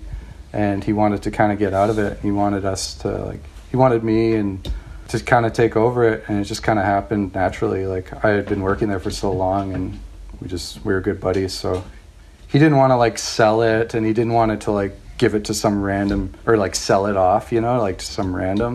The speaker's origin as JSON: {"language": "English", "town": "White Rock", "region": "British Columbia", "country": "Canada", "tie": "born or raised there", "said": "I grew up in White Rock, BC, just outside of Vancouver, by the border"}